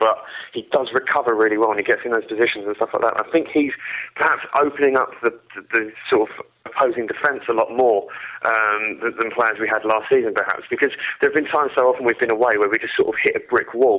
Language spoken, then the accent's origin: English; Essex, East of England, United Kingdom; moved away; I'm from Essex originally